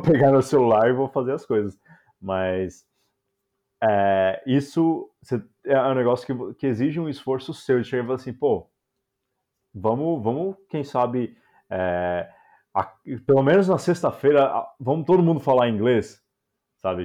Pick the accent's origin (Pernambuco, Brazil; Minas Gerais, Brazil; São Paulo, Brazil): São Paulo, Brazil; moved away as an adult; also born or lived in Florianópolis, Brazil / Goiânia, Brazil; now in Amsterdam, Netherlands; eu sou de São Paulo